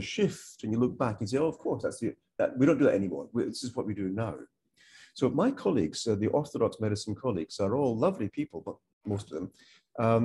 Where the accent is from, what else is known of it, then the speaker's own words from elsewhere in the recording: Malaysia; now in United Kingdom; I'm not from the UK. I'm from Malaysia.